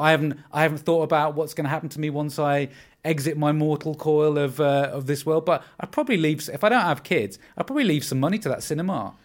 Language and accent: English; Windermere, North West England, United Kingdom; I am from Windermere in the Lake District